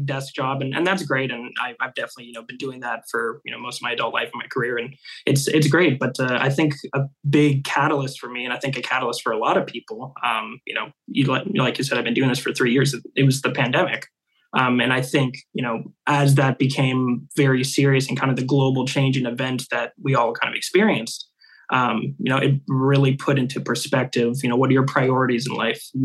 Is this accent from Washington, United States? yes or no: yes; Seattle, Washington, United States; born and raised in Seattle. I've been here kind of my whole life